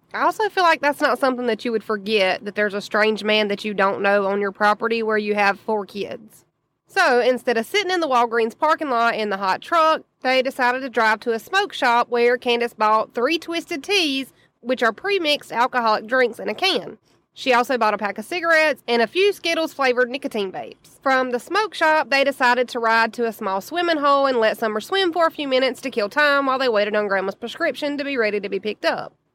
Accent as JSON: {"language": "English", "region": "the South", "country": "United States", "said": "as a Southerner"}